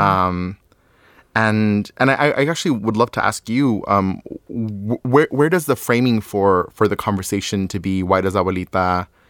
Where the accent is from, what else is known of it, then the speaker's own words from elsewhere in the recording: Ciudad Juárez, Chihuahua, Mexico; moved away; also born or lived in El Paso, Texas; I grew up in Ciudad Juarez, Chihuahua, Mexico